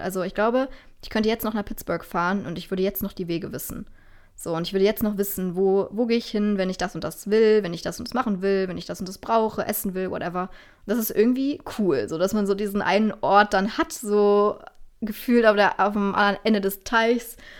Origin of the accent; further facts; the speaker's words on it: Germany; als Deutscher oder Europäer